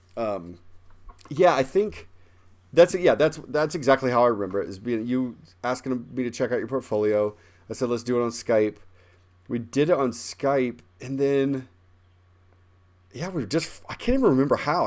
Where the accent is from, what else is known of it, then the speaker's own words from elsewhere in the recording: Midwest, United States; I'm from the Midwest